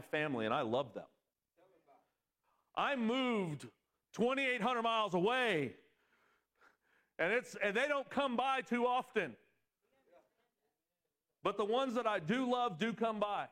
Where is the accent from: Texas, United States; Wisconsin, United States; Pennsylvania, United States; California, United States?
California, United States; Southern; moved away as an adult; I'm from Southern California